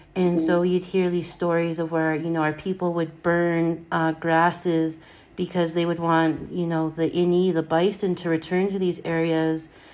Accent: Blackfeet Nation, Montana, United States; I'm from the Blackfeet Nation, born and raised. I grew up on my family ranch

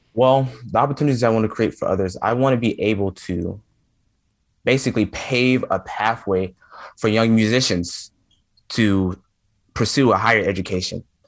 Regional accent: Memphis, Tennessee, United States; I'm from Memphis, Tennessee, and anyone that knows anything about Memphis, Tennessee, you know that blues is heavily, heavily influenced in Memphis, Tennessee

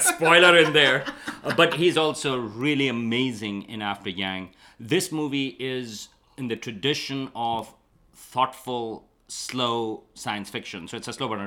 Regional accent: Karachi, Sindh, Pakistan; moved away as an adult; now in United States; I grew up in Karachi

